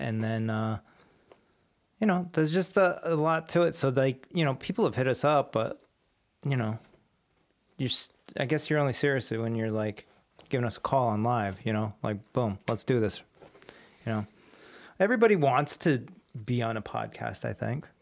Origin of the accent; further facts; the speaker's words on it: Warwick, Rhode Island, United States; my high school out here was Pilgrim High School